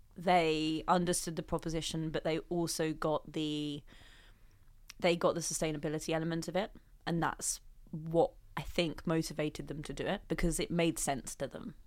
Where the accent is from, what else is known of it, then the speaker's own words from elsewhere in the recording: London, United Kingdom; I came from Southeast London, went to the local grammar school, and my dad is a policeman and my mum, uh, works for the local council.